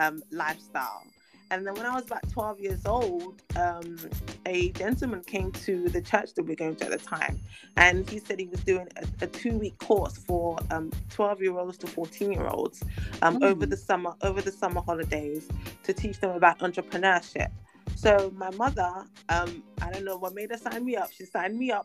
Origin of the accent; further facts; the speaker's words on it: London, United Kingdom; also born or lived in Lagos, Nigeria; I was born in England, but my parents took me back to Nigeria to raise me for a number of years when I was a baby. And then we moved back to England when I was about 9, 10